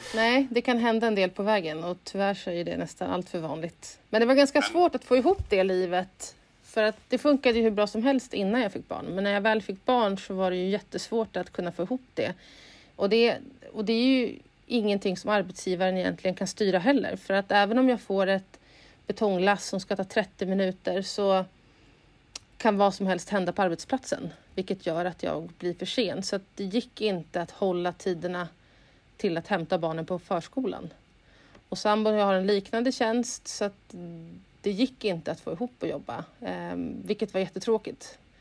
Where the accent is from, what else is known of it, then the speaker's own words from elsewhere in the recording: Uppsala, Uppsala County, Sweden; moved away as an adult; also born or lived in Stockholm; Jag är ursprungligen från Uppsala